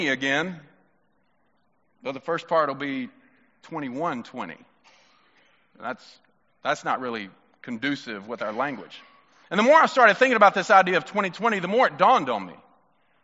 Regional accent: Mississippi, United States; I'm from Mississippi

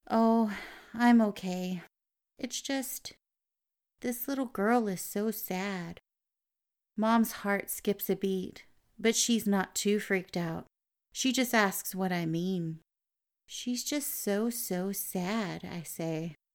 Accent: Brazil; English is a second language; I'm from Brazil.

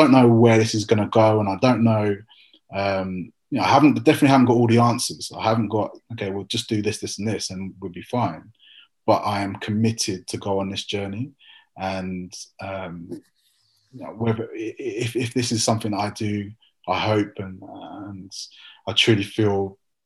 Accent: England, United Kingdom; being English for you, Rusty, might mean something very different than it does for me

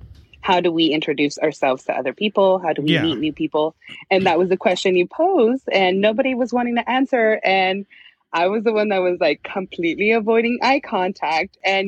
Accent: California, United States; moved away as an adult; also born or lived in Kansas / Washington; now in Seattle area, Washington, United States; born and raised in California, graduated California and, lived in Kansas for 7 years.

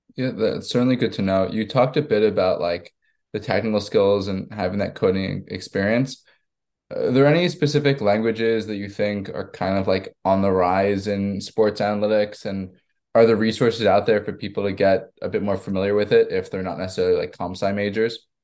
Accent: Long Island, New York, United States; I'm from Long Island myself, so I've grown up a huge Islanders fan.

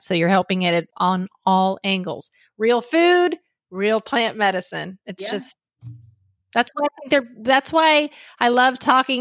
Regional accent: Miami, Florida, United States; moved away as an adult; now in Tampa, United States; I grew up in Miami, Florida

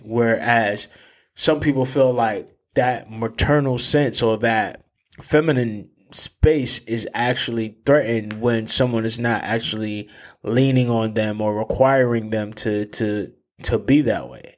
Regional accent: New Haven, Connecticut, United States; growing up in New Haven and having that tie to New Haven

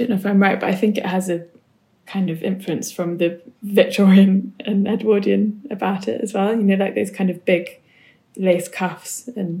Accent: New Forest, South East England, United Kingdom; where I grew up in the New Forest

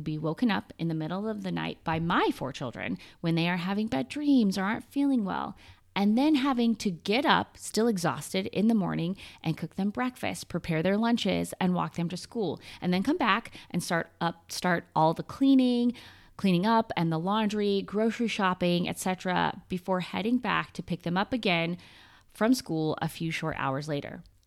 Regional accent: United States; accent: American; moved away as an adult; now in Paris, France; my American accent

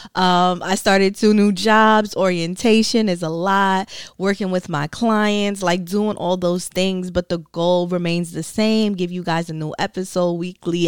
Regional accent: Brooklyn, New York, United States; I am from Brooklyn, New York, raised by a Caribbean mom.

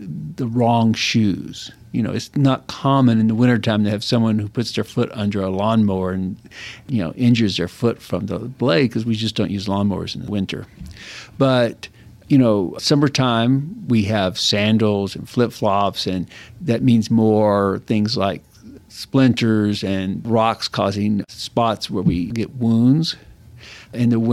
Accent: West Texas, United States; also born or lived in Galveston, Texas / New Mexico / Idaho; I grew up in West Texas

